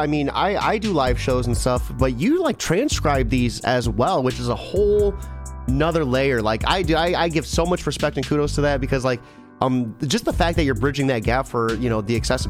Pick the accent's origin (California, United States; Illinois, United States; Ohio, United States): Ohio, United States; I'm from Ohio